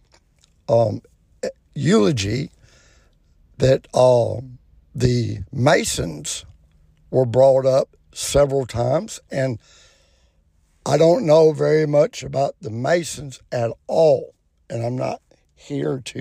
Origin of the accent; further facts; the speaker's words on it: United States; I'm an American. I'm a veteran, born and raised